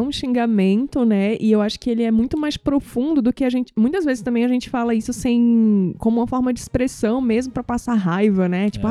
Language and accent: Portuguese; Northeast Region, Brazil; eu sou nordestina, então eu vejo muito isso no Nordeste